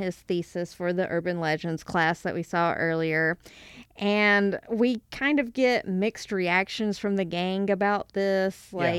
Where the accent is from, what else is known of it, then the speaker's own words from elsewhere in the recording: Alabama, United States; also born or lived in Kentucky; now in Missouri, United States; I'm from Alabama